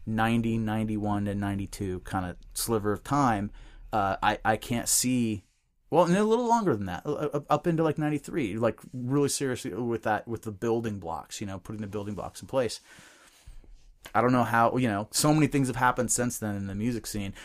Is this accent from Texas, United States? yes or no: no; Bellingham, Washington, United States; the guys that I grew up with in Bellingham